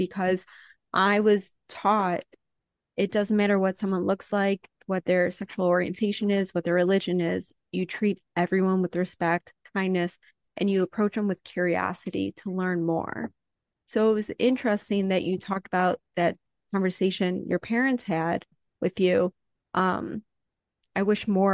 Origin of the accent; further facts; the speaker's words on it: Highland Park, United States; I grew up in Highland Park, where the majority of my neighbors were Jewish